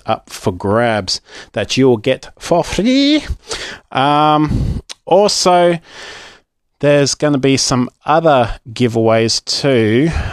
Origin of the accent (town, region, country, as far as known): Australia